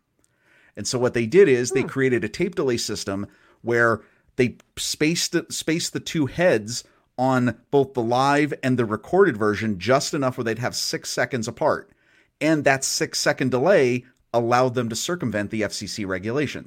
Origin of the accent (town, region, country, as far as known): near Allentown, Pennsylvania, United States; born or raised there